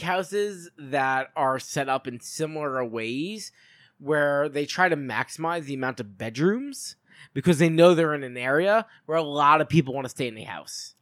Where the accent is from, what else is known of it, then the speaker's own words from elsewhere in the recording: Long Island, New York, United States; I'm from Long Island